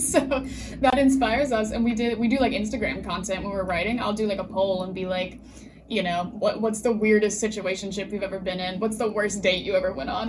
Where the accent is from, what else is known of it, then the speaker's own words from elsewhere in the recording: West Virginia, United States; moved away as an adult; now in Philadelphia, United States; my hometown, there's like one newspaper